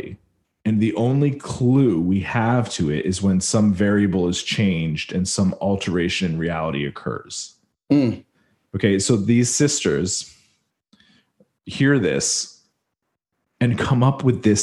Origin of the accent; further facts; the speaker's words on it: Canada; I'm French Canadian